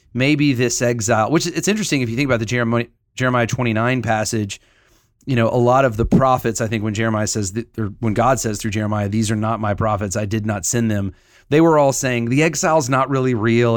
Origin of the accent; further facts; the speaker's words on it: Huntsville, Alabama, United States; I grew up in Huntsville, Alabama